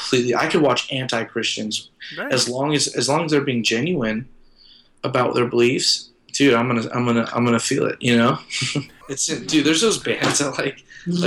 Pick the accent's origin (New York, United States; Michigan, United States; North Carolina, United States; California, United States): California, United States; Porterville; moved away as an adult; also born or lived in San Diego, California; I was born and raised in Porterville